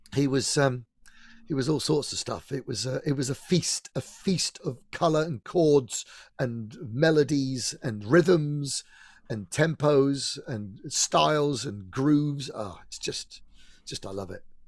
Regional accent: Eastleigh, South East England, United Kingdom; I was brought up in Eastleigh in Hampshire.

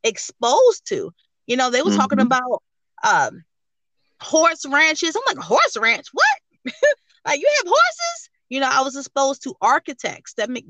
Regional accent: Baltimore, Maryland, United States; now in North Carolina, United States; I'm originally from Baltimore, Maryland. I currently live in North Carolina.

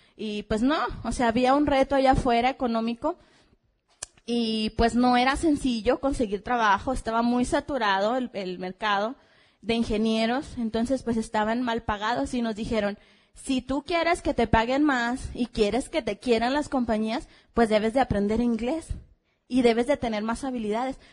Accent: Hermosillo, Sonora, Mexico; venimos de Hermosillo, Sonora, la tierra caliente y de muchos diamantes

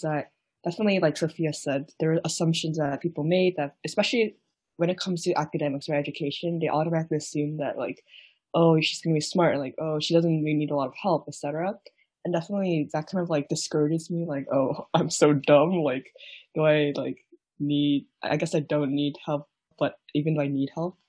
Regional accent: South Korea; now in United States; even though I was born in the States, but I moved to Korea for like, and lived there for like over a decade, I guess I didn't fully experience the extent of like the model minority myth.

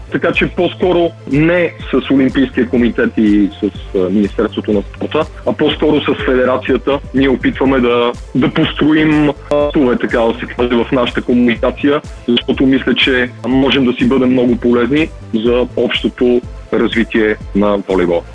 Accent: Madrid, Community of Madrid, Spain; also born or lived in Sofia, Bulgaria; роден съм в София, 85-та година. С родителите ми се премествам в Мадрид, като аз съм на 8 годинки.

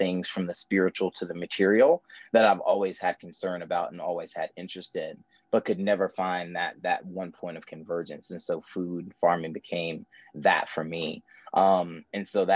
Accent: North Carolina, United States; born and raised in North Carolina

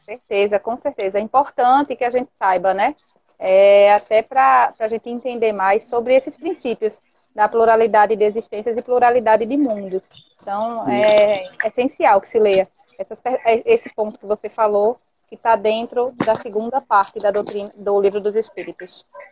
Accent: Recife, Pernambuco, Brazil; aqui da minha terra, né? Eu sou de Recife

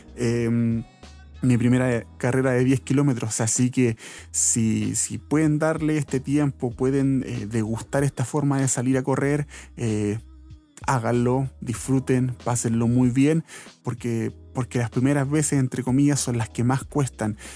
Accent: Santiago, Santiago Metropolitan Region, Chile; aquí de Santiago, yo soy de Santiago

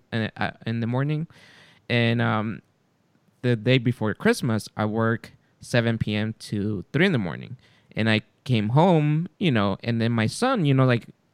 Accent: California, United States; we're from California

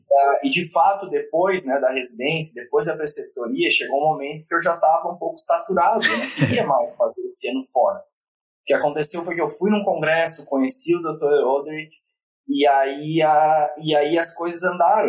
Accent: Florianópolis, Santa Catarina, Brazil; moved away; eu sou natural de Florianópolis, né? Uh, minha família está toda lá

